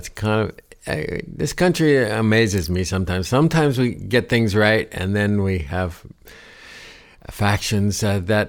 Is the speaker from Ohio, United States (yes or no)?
yes; Ohio, United States; Growing up in Ohio, you know, it wasn't far. I heard a lot of the gospel stuff